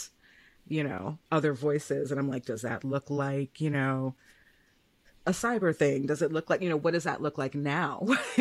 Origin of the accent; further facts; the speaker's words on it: Chicago, Illinois, United States; I'm a Chicagoan.